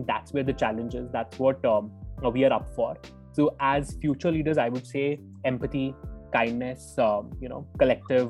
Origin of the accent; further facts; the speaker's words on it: Jammu, Jammu and Kashmir, India; my home in Jammu, which happens to be my hometown.